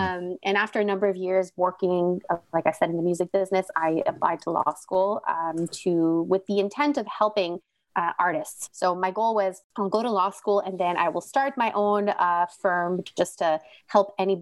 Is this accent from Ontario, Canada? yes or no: no; Montreal, Quebec, Canada; moved away as an adult; now in Ottawa, Canada; I'm originally from Montreal, grew up in a very Greek family